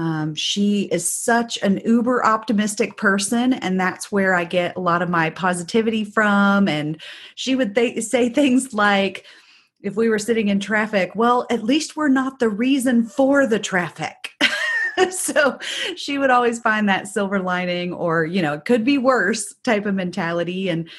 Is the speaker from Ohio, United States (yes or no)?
no; Indiana, United States; So I grew up in Southern Indiana, but just outside of the Louisville metro area.